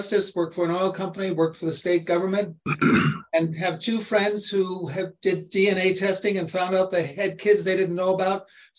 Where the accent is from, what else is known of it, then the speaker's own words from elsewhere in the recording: Washington, District of Columbia, United States; also born or lived in Cusco, Peru; now in Pasadena, United States; I grew up in Washington, D.C., live in Pasadena, California, lawyer, a couple years in the Peace Corps in Cusco, Peru.